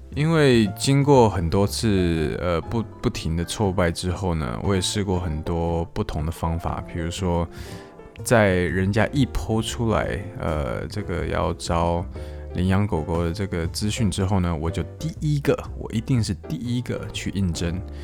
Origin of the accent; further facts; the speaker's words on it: Taiwan; now in Japan; 目前是没有打算离开日本的这个计划。但是如果今天就算回国回台湾的话